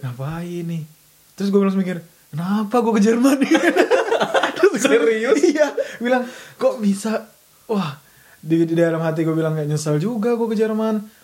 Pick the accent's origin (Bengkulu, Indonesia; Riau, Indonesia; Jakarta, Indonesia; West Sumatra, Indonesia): Bengkulu, Indonesia; moved away as an adult; now in Germany; gua tuh asalnya dari Bengkulu